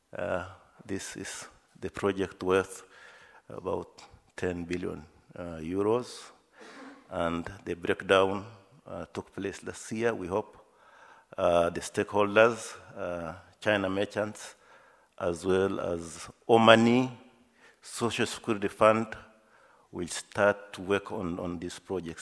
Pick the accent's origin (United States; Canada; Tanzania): Tanzania; moved away as an adult; now in Berlin, Germany